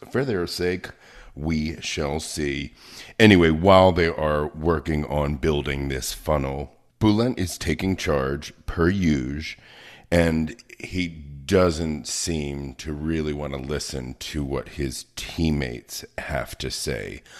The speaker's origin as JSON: {"language": "English", "town": "Baltimore", "region": "Maryland", "country": "United States", "said": "I come from Baltimore"}